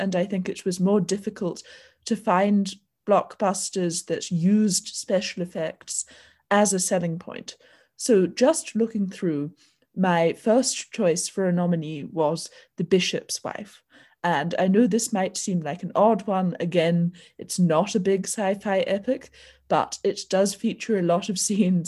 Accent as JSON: {"language": "English", "country": "New Zealand", "said": "New Zealand, my home country"}